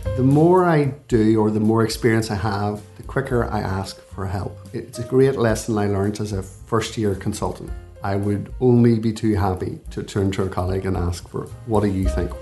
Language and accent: English; Belfast, Northern Ireland, United Kingdom; moved away as an adult; now in Dublin, Ireland; I'm from Belfast, you can probably tell from my voice